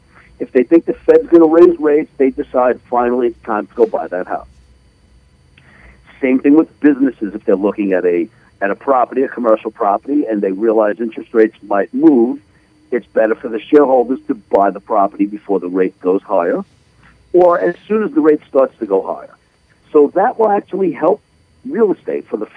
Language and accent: English; United States